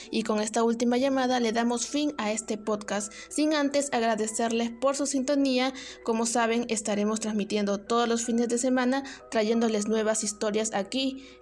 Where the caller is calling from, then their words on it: San Martín de Porres, Lima, Peru; ¿De dónde nos llamas, …? De San Martín de Porres.